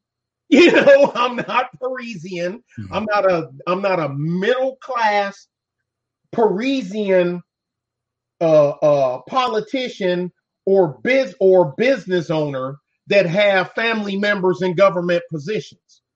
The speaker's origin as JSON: {"language": "English", "town": "Detroit", "region": "Michigan", "country": "United States", "said": "I'm from Detroit"}